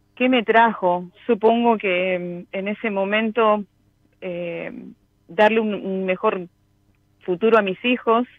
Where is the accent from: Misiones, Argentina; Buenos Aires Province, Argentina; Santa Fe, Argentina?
Misiones, Argentina; now in Buenos Aires, Argentina; Yo soy misionera, pero vivo en Buenos Aires, soy de la provincia de Misiones.